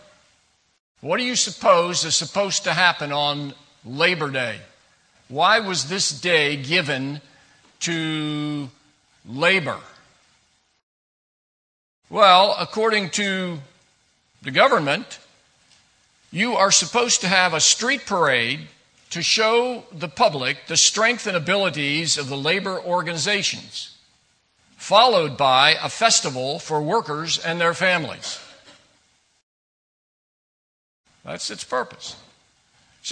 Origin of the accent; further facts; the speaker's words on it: Washington, District of Columbia, United States; also born or lived in Bowie, Maryland; I was born and raised in Washington, D.C. area